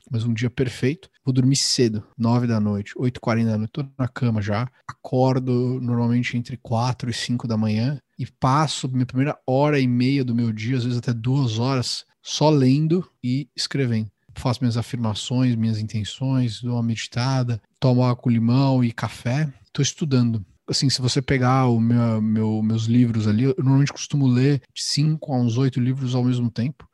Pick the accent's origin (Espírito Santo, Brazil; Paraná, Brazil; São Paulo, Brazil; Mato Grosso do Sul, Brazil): São Paulo, Brazil; moved away as an adult; now in Miami, United States; eu cresci, nasci no Ipiranga, depois eu me mudei para o Paraíso